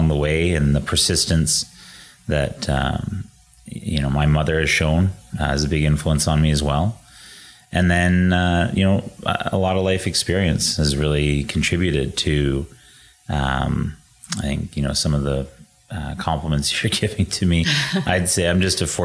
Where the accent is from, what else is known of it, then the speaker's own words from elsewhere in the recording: Edmonton, Alberta, Canada; we started growing up in Edmonton